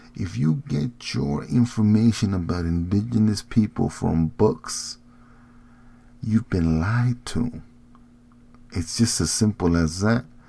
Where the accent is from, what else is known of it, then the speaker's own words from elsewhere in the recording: Morelos, Mexico; I'm not from Guerrero. I'm not from Iguala. I'm from Morelos